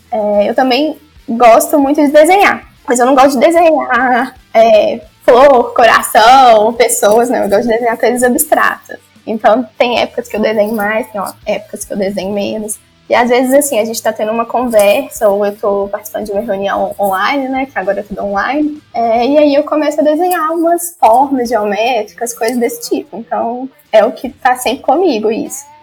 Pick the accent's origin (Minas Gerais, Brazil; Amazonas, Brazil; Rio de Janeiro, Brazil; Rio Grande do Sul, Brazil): Minas Gerais, Brazil; accent: mineiro; Então, não sabia que eu tinha um sotaque tão mineiro assim, tão forte.